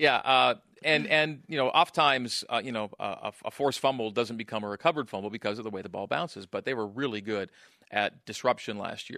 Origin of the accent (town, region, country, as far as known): Canada; born or raised there; moved away